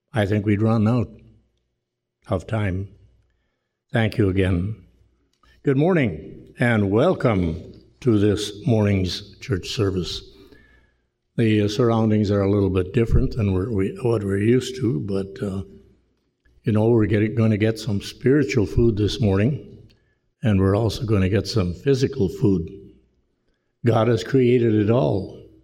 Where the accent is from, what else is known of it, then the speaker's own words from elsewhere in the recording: Rhineland, Manitoba, Canada; moved away; the village of Rhineland where I grew up